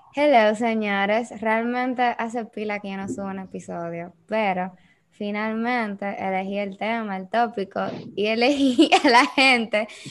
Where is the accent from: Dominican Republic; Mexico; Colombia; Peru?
Dominican Republic